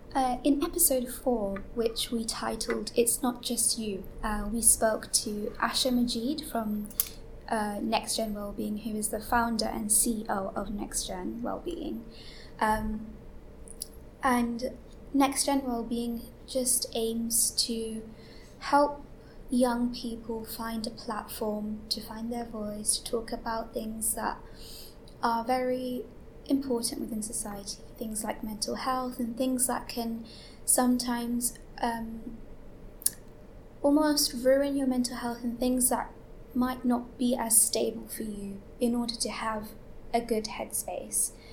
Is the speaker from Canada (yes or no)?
no; London, United Kingdom; I'm 18 from East London